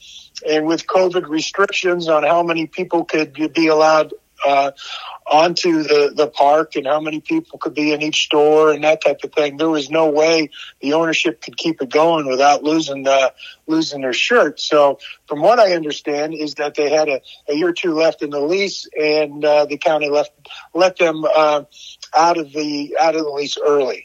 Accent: Ohio, United States; moved away as an adult; also born or lived in Pittsburgh, Pennsylvania / Tempe, Arizona; now in Arizona, United States; I grew up in Ohio

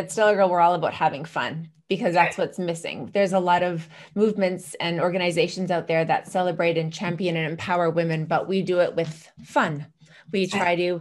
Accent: Canada; moved away; also born or lived in Chicago; je suis canadienne. So I'm from Canada, and French and languages were my major.

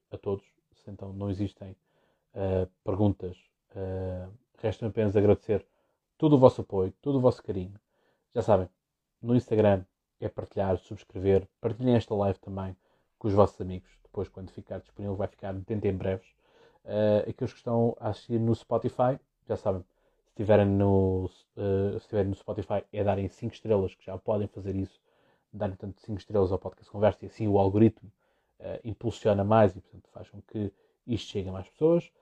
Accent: Setúbal, Portugal; é também é o meu distrito, de Setúbal.

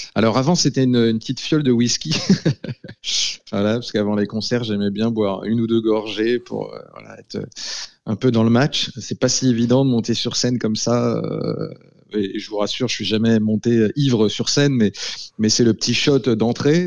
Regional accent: Laval, Pays de la Loire, France; dans ma ville natale, à Laval

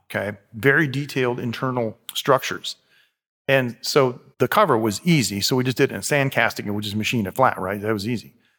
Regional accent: United States; moved away; I'm from America

